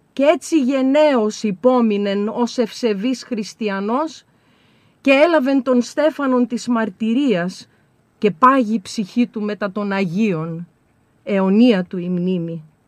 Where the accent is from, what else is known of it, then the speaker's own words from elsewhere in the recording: Serres, Central Macedonia, Greece; εγώ κατάγομαι από τις Σέρες